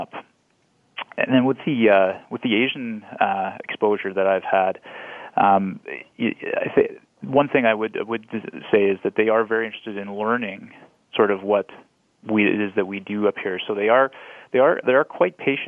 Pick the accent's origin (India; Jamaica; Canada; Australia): Canada; as Canadian